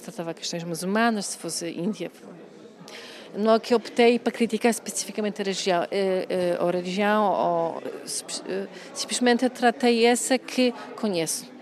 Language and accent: Portuguese; Poland; Portuguese is a second language; now in Portugal; eu sou de Polónia